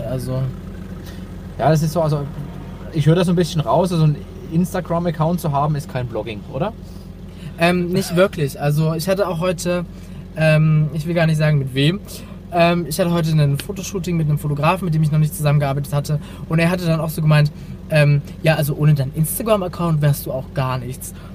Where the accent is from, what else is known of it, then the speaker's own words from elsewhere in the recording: Dresden, Saxony, Germany; also born or lived in Bavaria; also ursprünglich kommen, meine, ähm, kommen wir aus Bayern.